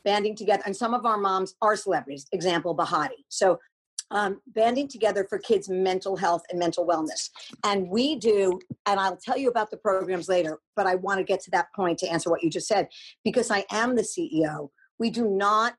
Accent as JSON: {"language": "English", "region": "New York", "country": "United States", "tie": "born or raised there", "moved": "yes", "lives_now": "California, United States", "said": "I grew up in New York"}